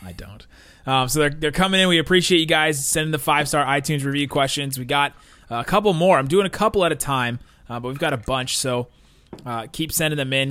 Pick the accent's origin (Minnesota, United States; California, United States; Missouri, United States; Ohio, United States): Ohio, United States; Cincinnati; I grew up in Cincinnati